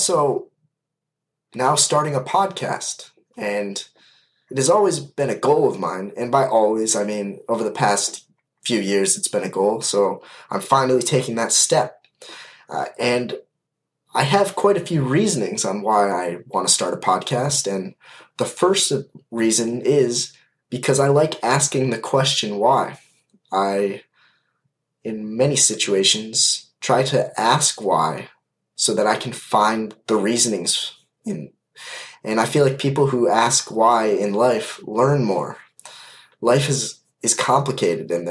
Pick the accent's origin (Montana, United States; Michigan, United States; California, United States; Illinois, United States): Michigan, United States; Kalamazoo; I am from Kalamazoo, Michigan, and I am 20 years old